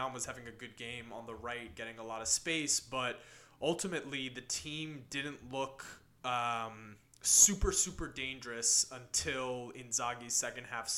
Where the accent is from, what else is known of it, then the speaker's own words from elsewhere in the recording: New York City, New York, United States; I'm an Interisti from Brooklyn, New York